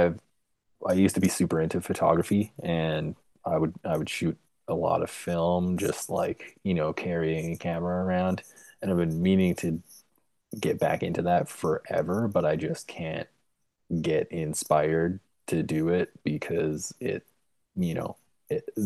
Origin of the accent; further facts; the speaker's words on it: Lloydminster, Canada; moved away as an adult; also born or lived in Edmonton, Alberta; I grew up in Lloydminster, Alberta, Saskatchewan